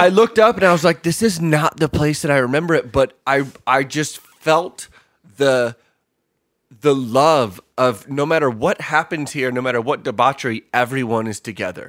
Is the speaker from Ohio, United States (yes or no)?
no; Detroit, Michigan, United States; moved away as an adult; I'm a transplant from Detroit